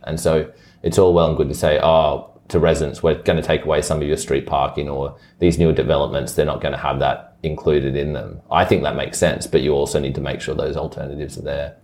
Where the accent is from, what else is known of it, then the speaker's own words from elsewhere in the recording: Brisbane, Queensland, Australia; even though I was born in Brisbane and grew up in Chermside and like, this is definitely the only home I've ever known.